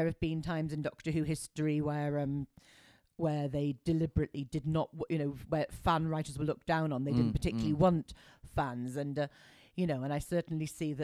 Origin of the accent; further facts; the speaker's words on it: Wrexham, Wales, United Kingdom; I was growing up in Wrexham